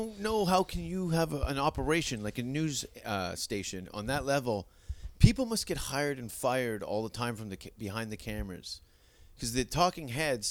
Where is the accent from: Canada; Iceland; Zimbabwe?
Canada; I'm from Canada